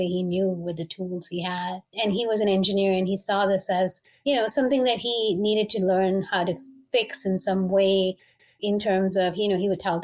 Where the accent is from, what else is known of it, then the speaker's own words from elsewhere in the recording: Dubai, United Arab Emirates; I was born and raised in the Middle East in Dubai.